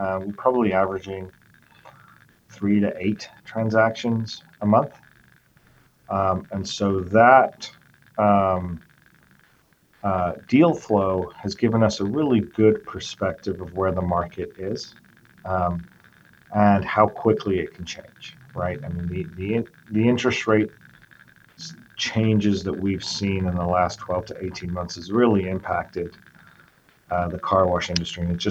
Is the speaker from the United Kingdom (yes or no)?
yes; England, United Kingdom; moved away as an adult; also born or lived in Venezuela / Washington, D.C., United States / New York, United States; now in Arizona, United States; So I'm half English, half Venezuelan. My parents cut a deal very early on where they would spend 10 years in Venezuela and then 10 years in England. The second 10 years were in England